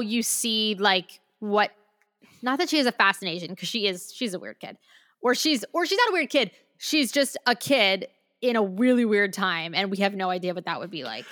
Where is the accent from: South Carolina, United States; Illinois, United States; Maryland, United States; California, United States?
Maryland, United States; I'm from Maryland